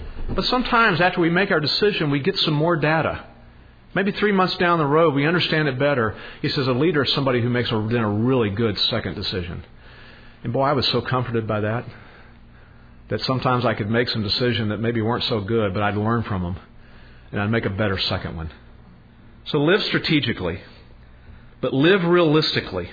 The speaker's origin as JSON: {"language": "English", "area": "Podunk", "region": "Texas", "country": "United States", "moved": "as an adult", "said": "We are these nobodies from Podunk, Texas"}